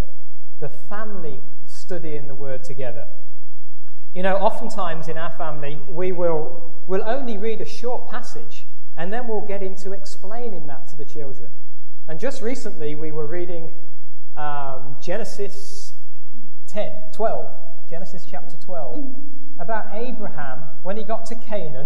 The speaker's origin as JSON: {"language": "English", "region": "England", "country": "United Kingdom", "moved": "yes", "said": "we're from England, so we play soccer over there, not football"}